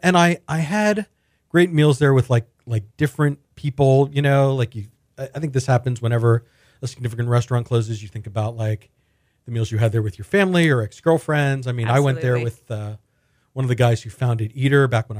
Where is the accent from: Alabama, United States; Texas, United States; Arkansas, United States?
Texas, United States; Houston; I grew up in Houston, Morgan.